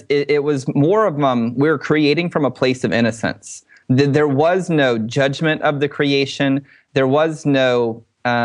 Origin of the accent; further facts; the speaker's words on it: Dallas area, Texas, United States; some of our guys were here in my hometown.